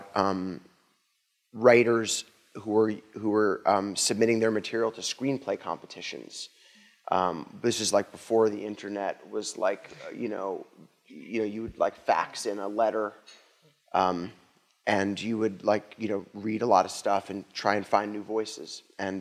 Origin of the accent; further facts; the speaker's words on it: New York City, New York, United States; I grew up in New York City